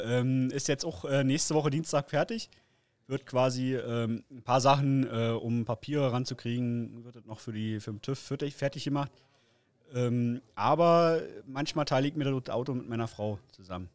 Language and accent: German; Frankfurt, Brandenburg, Germany; komme aus äh, Frankfurt-Oder, ist direkt eigentlich in Brandenburg an der polnischen Grenze